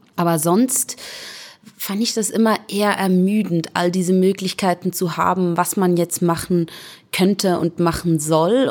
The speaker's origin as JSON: {"language": "German", "region": "Zurich", "country": "Switzerland", "tie": "born or raised there", "said": "Also ich bin in Schwammendingen aufgewachsen. Das ist so das Ghetto von Zürich"}